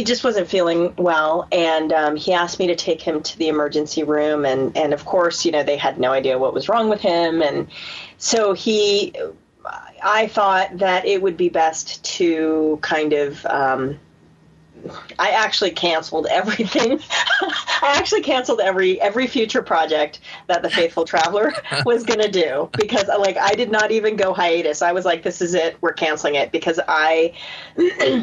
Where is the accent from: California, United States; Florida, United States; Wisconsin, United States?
California, United States; San Diego; I'm from San Diego